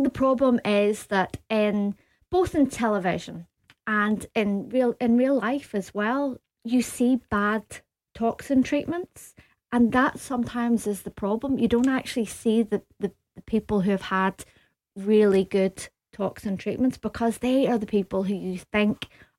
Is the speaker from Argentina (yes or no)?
no; Belfast, Northern Ireland, United Kingdom; Yes, I came over from Belfast. I went to Glasgow University and I studied dentistry.